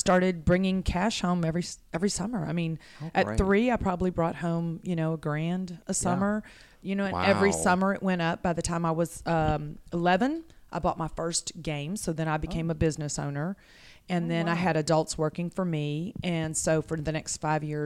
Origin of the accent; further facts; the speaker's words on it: Pasadena, Texas, United States; I was born in Bayshore, Pasadena